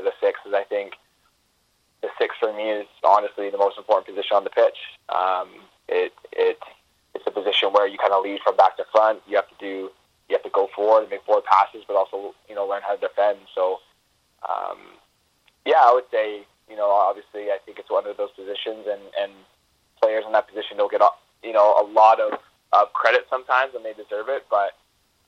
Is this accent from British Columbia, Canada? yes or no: yes; British Columbia, Canada; being Canadian